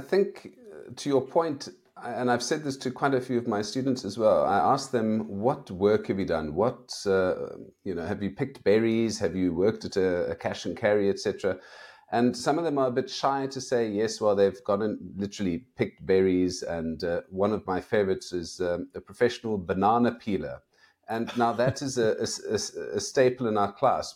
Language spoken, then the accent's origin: English; South Africa; I'm from South Africa